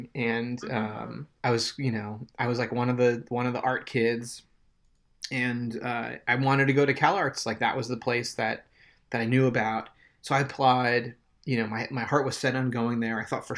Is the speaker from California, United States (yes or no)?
no; New York, United States; also born or lived in New Jersey; So I left South Jersey. I grew up kind of in the New York suburbs before we moved to South Jersey. So I had memories of New York City as a kid